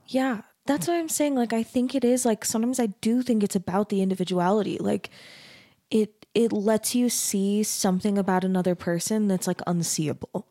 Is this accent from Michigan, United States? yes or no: no; Mesa, Arizona, United States; moved away; I grew up in Mesa, Arizona, which is also super Mormon